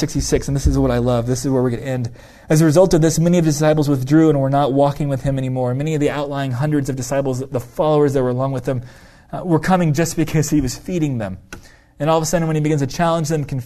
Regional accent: United States; We as an American individualistic culture

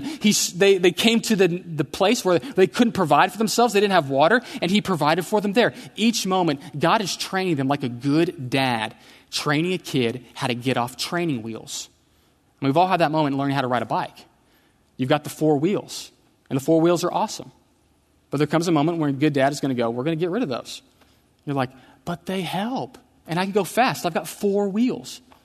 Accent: Houston, Texas, United States; I grew up in Houston

